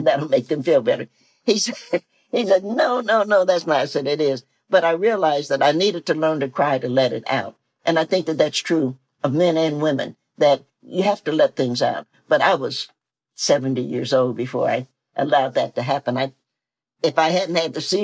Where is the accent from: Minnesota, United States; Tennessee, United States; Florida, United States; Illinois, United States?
Tennessee, United States; I'm a Southerner, I'm a Tennessean